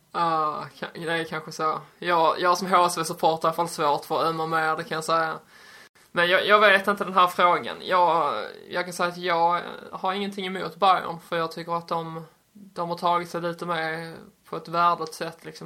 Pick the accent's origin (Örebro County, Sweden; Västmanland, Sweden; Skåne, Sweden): Skåne, Sweden; jag som skåning